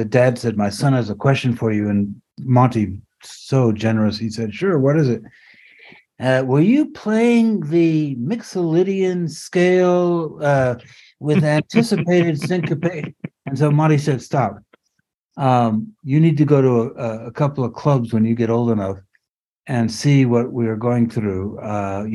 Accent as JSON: {"language": "English", "country": "France", "tie": "born or raised there", "moved": "yes", "said": "I grew up in France."}